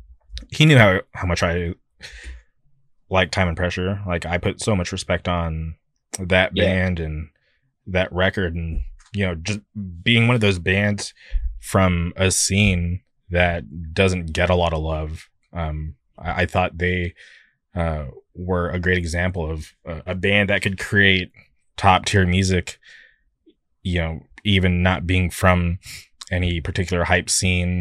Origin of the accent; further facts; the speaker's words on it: California, United States; I'm from California